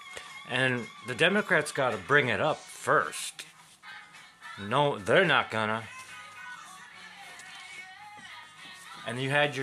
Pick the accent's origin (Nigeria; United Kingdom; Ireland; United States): United States; I was raised in Middletown, America